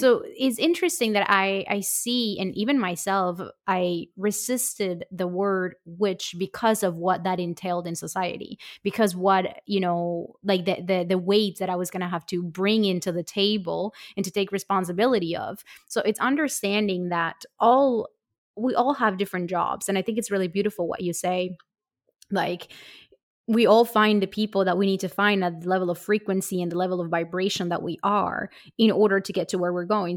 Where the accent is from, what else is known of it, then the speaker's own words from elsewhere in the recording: Colombia; I come from Colombia